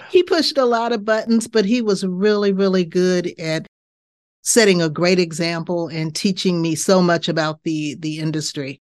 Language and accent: English; Bay Area, California, United States; moved away as an adult; now in Pittsburgh, United States; I'm from the Bay Area in mm-hmm. California.